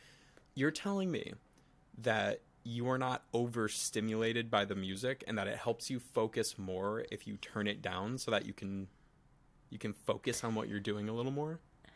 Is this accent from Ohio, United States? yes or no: no; Connecticut, United States; now in New York, United States; We are both from Connecticut.